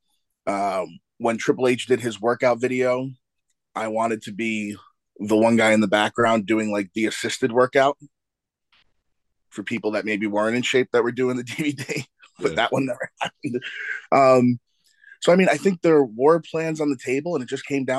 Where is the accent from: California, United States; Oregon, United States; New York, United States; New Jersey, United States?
New York, United States; Brooklyn; my hometown in Brooklyn